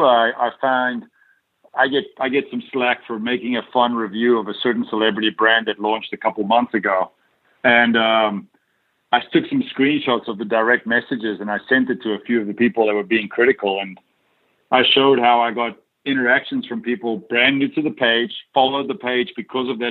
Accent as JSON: {"language": "English", "country": "South Africa", "tie": "born or raised there", "also_born_or_lived": "Dallas, Texas", "moved": "as an adult", "said": "while I grew up in South Africa"}